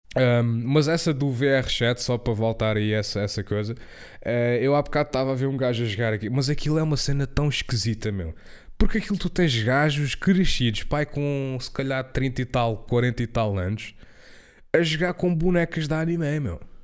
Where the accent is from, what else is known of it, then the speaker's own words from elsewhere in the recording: Portugal; eu fui à Inglaterra e foi a primeira vez que eu saí de Portugal